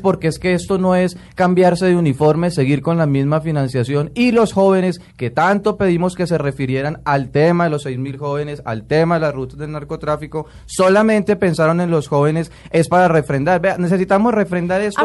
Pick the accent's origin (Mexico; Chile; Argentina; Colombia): Colombia; como colombiano